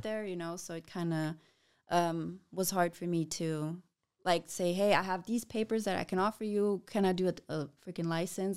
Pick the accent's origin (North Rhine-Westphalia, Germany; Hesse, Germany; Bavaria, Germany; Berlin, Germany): Bavaria, Germany; Passau; now in Fürth, Germany; I was born in Passau